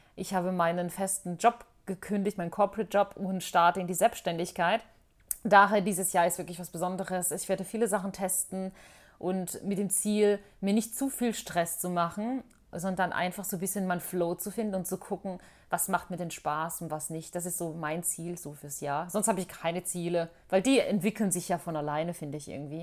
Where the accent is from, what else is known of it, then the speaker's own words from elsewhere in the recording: Bosnia & Herzegovina; now in Germany; in Bosnien, in meiner Heimat